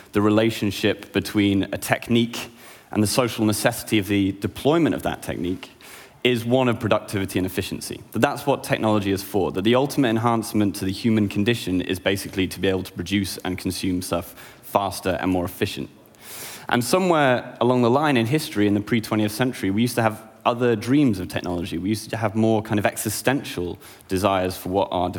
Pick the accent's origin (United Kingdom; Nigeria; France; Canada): United Kingdom; I'm a British, an artist, and an academic